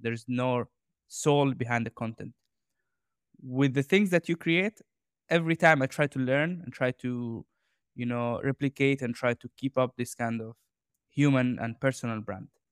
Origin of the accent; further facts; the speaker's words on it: Jordan; I grew up in Jordan